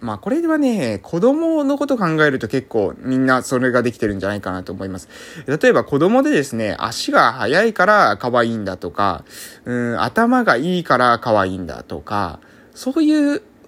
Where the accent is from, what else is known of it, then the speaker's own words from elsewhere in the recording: Amami Ōshima, Kagoshima, Japan; moved away as an adult; also born or lived in Fukuoka; 現在は、え奄美大島某村、ここは私の地元なんですけども、そこに、え帰ってきて